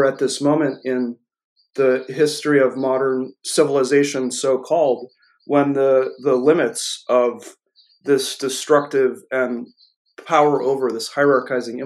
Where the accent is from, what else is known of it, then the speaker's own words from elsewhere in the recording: New Hampshire, United States; I grew up here in the United States